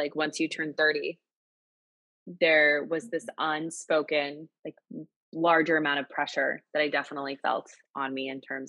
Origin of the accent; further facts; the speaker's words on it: Albuquerque, New Mexico, United States; now in New York City, United States; Albuquerque, New Mexico.